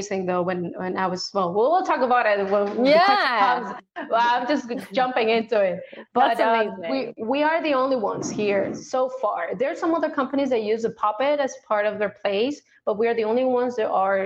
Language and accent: English; Sonora, Mexico; I am from Mexico. I live on the north part of Mexico